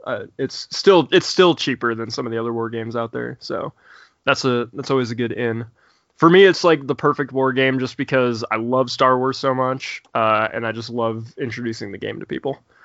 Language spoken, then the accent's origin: English; Indiana, United States; also born or lived in Bloomington, Indiana; I'm from Indiana. Uh, I currently live in Bloomington